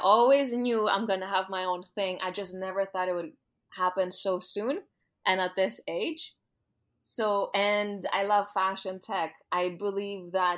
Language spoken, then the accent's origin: English; Greece; moved away; I was born and raised in Greece. So I went to high school in Greece